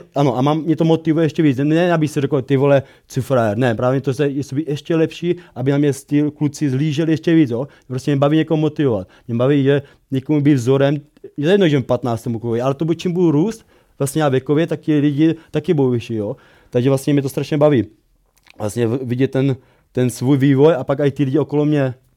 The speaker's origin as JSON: {"language": "Czech", "town": "Brno", "region": "South Moravian Region", "country": "Czechia", "tie": "born or raised there", "said": "pocházím z Brna, kde jsem vyrůstal"}